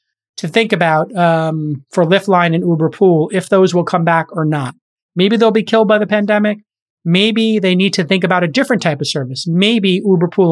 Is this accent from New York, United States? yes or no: yes; New York City, New York, United States; my hometown in Bay Ridge along 4th Avenue